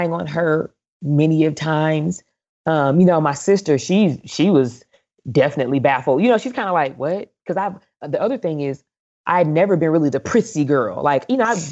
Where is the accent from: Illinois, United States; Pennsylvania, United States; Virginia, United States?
Illinois, United States; East St. Louis; I'm from East St. Louis, Illinois